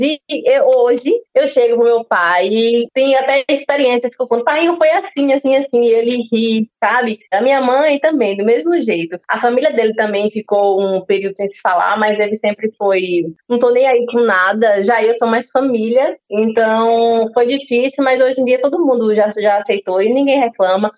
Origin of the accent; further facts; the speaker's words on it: Guarabira, Paraíba, Brazil; moved away as an adult; also born or lived in São Paulo; eu sou de Guarabira